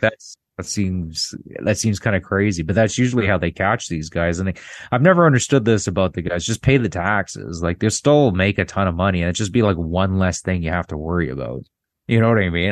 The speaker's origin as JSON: {"language": "English", "country": "Canada", "said": "I'm from Canada"}